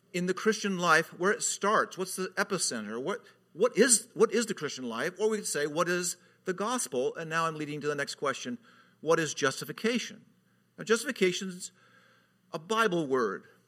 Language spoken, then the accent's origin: English; California, United States; moved away; I was from California at the time. I, I'm always from California